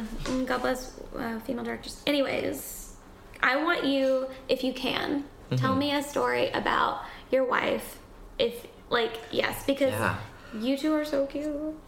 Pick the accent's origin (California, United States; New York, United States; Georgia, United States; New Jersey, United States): Georgia, United States; Tennessee, North Georgia near Chattanooga, United States; moved away; he hears my accent. And he goes, where are you from? And I was like, oh, like North Georgia near Chattanooga, Tennessee.